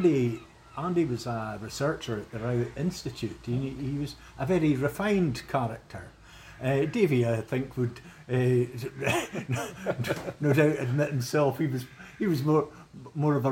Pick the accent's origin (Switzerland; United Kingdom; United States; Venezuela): United Kingdom; Forfar, Scotland; having been brought up in Shanghai, just over the wall there.